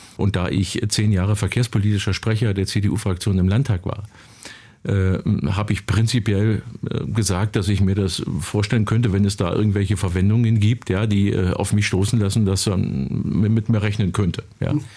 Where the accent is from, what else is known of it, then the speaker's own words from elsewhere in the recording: Finsterwalde, Brandenburg, Germany; In meiner Heimatstadt Finsterwalde